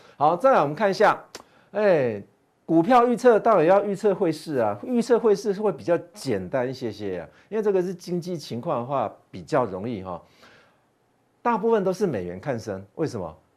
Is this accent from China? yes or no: no; Taiwan; 我们台湾人